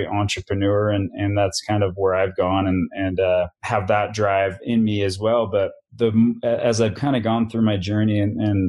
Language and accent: English; Salt Lake City, Utah, United States; I grew up basically born and raised in Salt Lake City, Utah